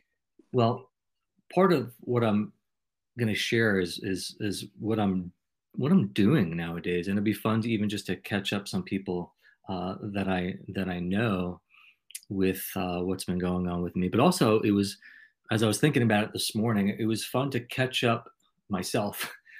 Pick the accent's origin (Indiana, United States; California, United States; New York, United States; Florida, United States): New York, United States; accent: New York; now in South Carolina, United States; I just moved here about 9 months ago from New York, and sometimes I slide into my New York accent.